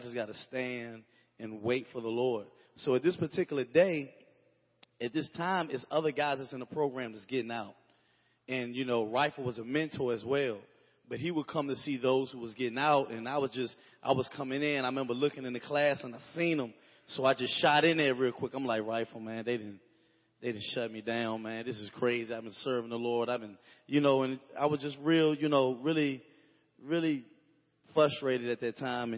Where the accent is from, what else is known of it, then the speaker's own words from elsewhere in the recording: Roanoke, Virginia, United States; I'm from Roanoke, Virginia. I pretty much came from a broken home.